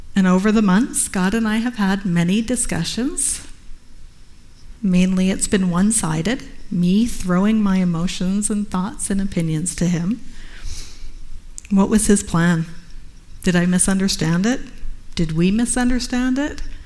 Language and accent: English; Canada; being a Canadian covenant missionary.